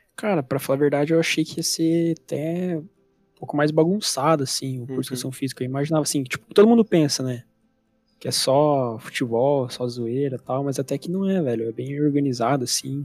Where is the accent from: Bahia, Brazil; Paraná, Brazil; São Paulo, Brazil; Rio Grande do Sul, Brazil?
Paraná, Brazil; Curitiba; also born or lived in São José dos Pinhais; vivi a minha vida inteira aqui em Curitiba